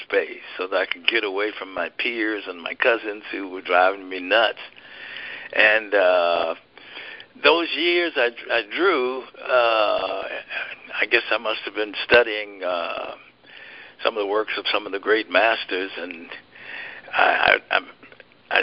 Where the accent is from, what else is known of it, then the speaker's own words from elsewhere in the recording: Birmingham, Alabama, United States; moved away; the Birmingham Museum of Art. That's my hometown